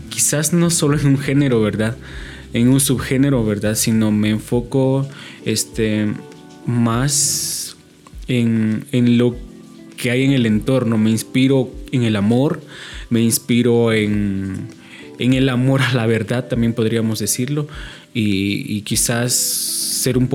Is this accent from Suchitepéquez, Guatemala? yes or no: no; Comitancillo, San Marcos, Guatemala; soy de acá de Comitancio San Marcos.